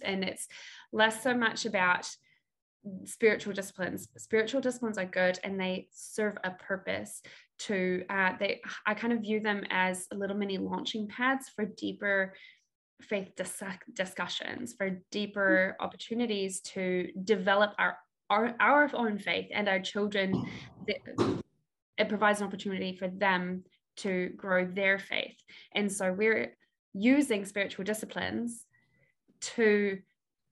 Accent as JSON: {"language": "English", "country": "New Zealand", "said": "I am from New Zealand."}